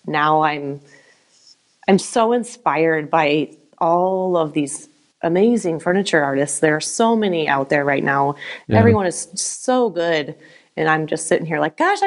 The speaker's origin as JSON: {"language": "English", "town": "Anthon", "region": "Iowa", "country": "United States", "tie": "born or raised there", "also_born_or_lived": "Mapleton", "said": "my hometown of Anthon"}